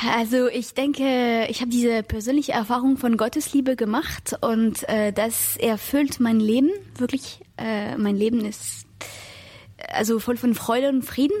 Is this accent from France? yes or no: yes; France; moved away; ich komme aus Frankreich